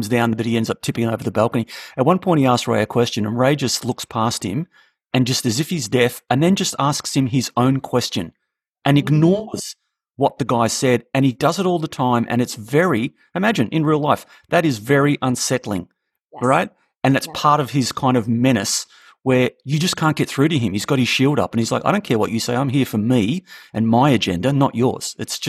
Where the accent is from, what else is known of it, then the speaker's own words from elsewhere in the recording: Australia; of course I'm an Aussie